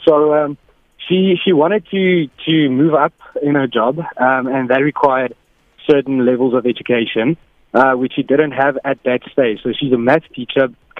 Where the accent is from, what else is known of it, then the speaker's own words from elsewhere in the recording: Bloemfontein, Free State, South Africa; moved away; And obviously, I grew up in Bloemfontein. Okay, that's not that obvious, but yeah. So I grew up in Bloem, so I know a lot of people from there.